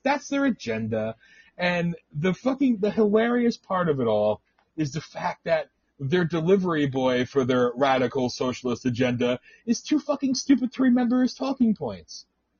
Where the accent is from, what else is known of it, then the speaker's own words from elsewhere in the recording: the North, United States; moved away; also born or lived in the South, United States; I'm from the North